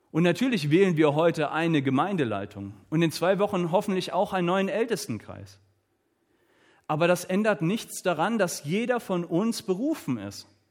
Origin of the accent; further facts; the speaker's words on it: Southern Germany, Germany; Ich komme hier aus dem Süden von Deutschland.